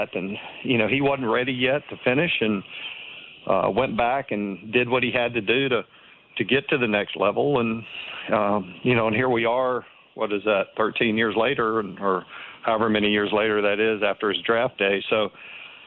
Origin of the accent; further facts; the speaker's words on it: Eastern North Carolina, United States; I grew up in Eastern North Carolina and, a little town, 45,000 people in Eastern North Carolina.